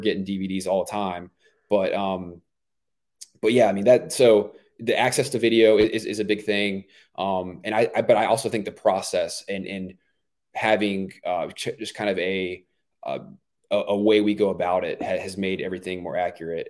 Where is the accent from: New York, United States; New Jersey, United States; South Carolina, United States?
South Carolina, United States; Myrtle Beach; I grew up in Myrtle Beach, South Carolina